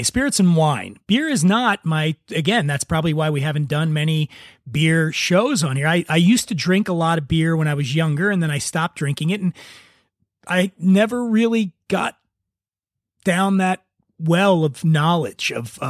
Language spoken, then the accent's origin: English; Los Angeles, California, United States; they just announced an expansion here to my hometown of Los Angeles.